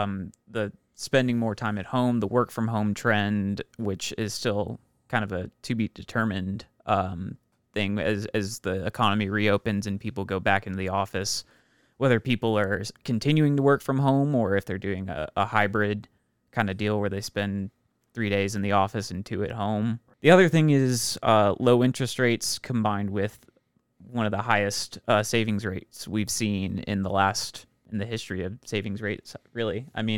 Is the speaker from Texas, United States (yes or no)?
yes; Houston, Texas, United States; So, I am from Houston, Texas